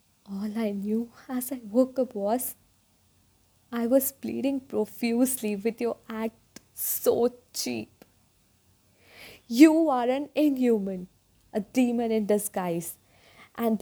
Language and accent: English; North India, India; I hail from North India.